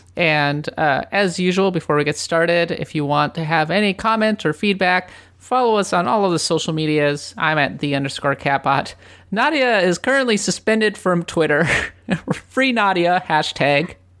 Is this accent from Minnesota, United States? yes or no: yes; Minnesota, United States; moved away as an adult; also born or lived in Japan; having grown up in Minnesota